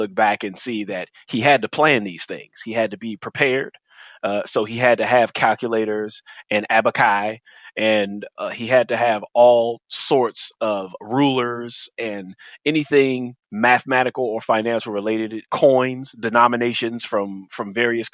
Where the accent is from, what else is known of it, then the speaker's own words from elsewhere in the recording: Washington, District of Columbia, United States; I am born and raised in D.C., though many cannot tell by my accent